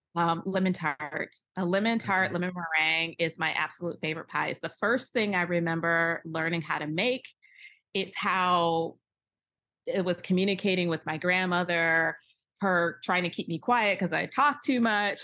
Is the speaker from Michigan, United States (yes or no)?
yes; Michigan, United States; I grew up around in Michigan